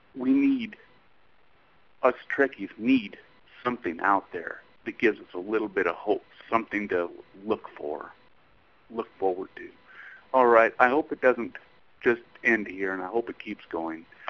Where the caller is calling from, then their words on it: Texas, United States; I'm calling from Texas